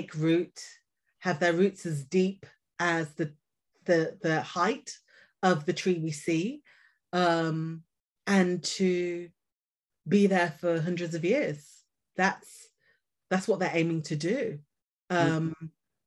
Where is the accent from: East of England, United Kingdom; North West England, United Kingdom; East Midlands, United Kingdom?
East Midlands, United Kingdom; Leicester; moved away as an adult; now in London, United Kingdom; I'm originally from Leicester